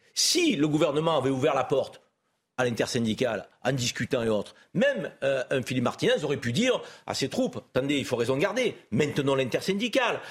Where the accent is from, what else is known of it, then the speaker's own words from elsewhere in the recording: France; en tant que Français